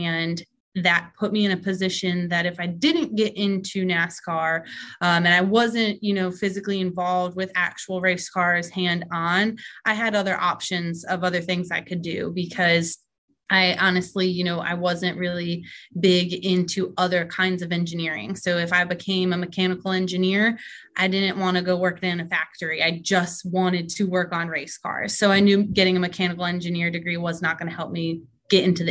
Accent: Connecticut, United States; I'm actually from Connecticut and drove race cars up in Connecticut with my family.

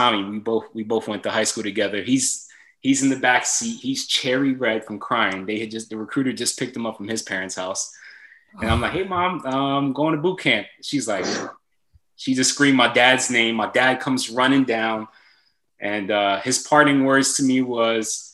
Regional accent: Philadelphia, Pennsylvania, United States; moved away as an adult; growing up in Philly, you know, I had friends going to jail

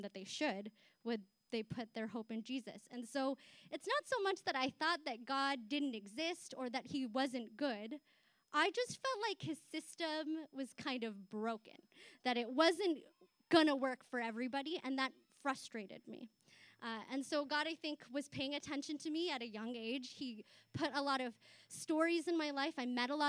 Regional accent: Chatham, Ontario, Canada; also born or lived in Philippines; I immigrated here from the Philippines, so growing up in the 90s in Chatham, I was a visible minority

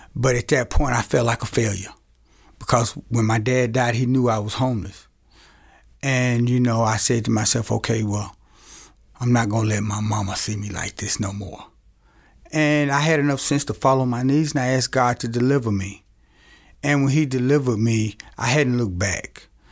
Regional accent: Camden, Arkansas, United States; moved away as an adult; I was born and raised in Camden, Arkansas

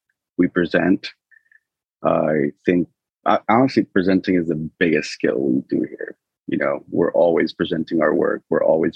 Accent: Berkeley, California, United States; I grew up in the Bay Area

